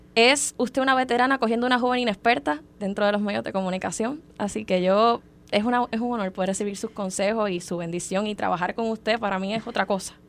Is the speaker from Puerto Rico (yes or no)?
yes; Mayagüez, Puerto Rico; vine yo de Mayagüez, de un arrabal